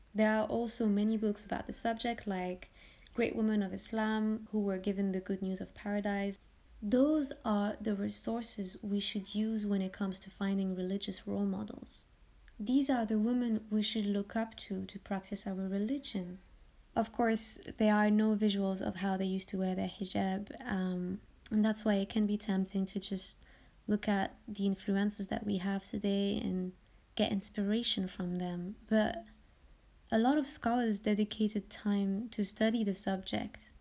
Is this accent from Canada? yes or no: no; France; I was born and raised in France from Moroccan parents